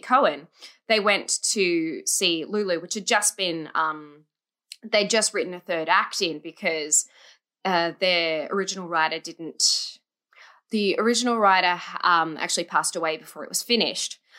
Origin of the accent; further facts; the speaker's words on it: Australia; I'm from Australia